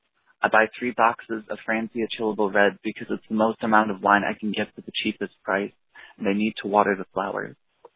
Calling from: Elkhart Lake, Wisconsin, United States; I'm calling from Elkhart Lake, Wisconsin.

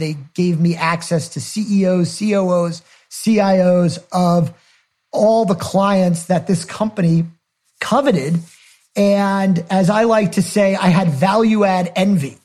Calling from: Connecticut, United States; I'm calling in from Connecticut

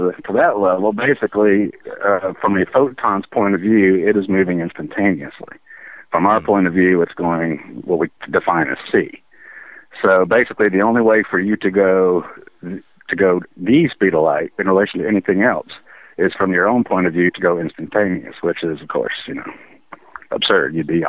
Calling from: Kentucky, United States

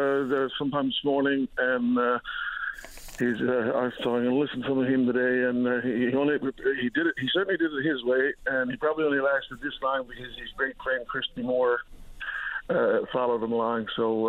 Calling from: Long Harbour, Newfoundland and Labrador, Canada; So I'm calling from Long Harbour here now

